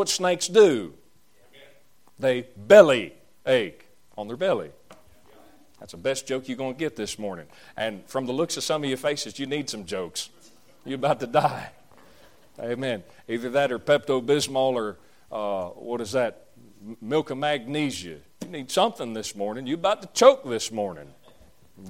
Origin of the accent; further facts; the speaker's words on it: the South, Southern United States, United States; that's just the way we Southerners are, which I'm a Southerner and I'm glad about it